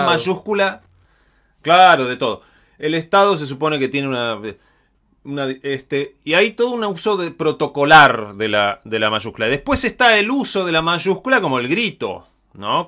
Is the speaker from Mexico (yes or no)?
no; Patagonia, Argentina; yo no soy porteño, soy de Patagonia